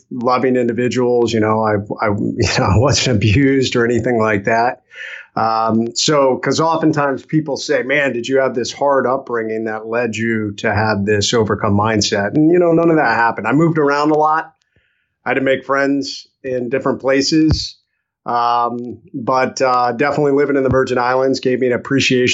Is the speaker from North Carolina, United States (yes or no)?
no; Ohio, United States; moved away; I was born in Ohio